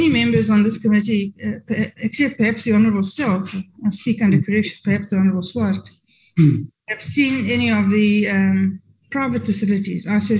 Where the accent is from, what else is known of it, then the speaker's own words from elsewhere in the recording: Kimberley, Northern Cape, South Africa; I come from Kimberley.